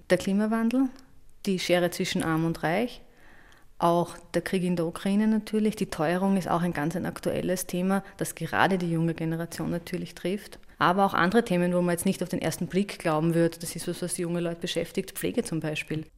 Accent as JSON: {"language": "German", "country": "Austria", "said": "bei uns in Österreich"}